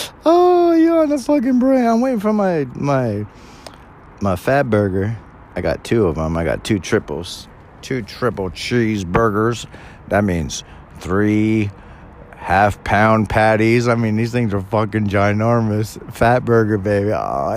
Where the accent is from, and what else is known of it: California, United States; born or raised there